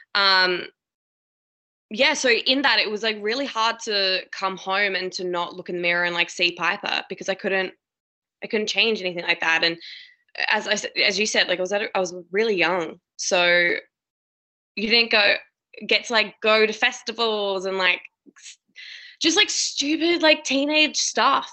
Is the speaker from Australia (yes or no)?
yes; Adelaide, South Australia, Australia; also born or lived in Sydney; now in Melbourne, Australia; my hometown, like Adelaide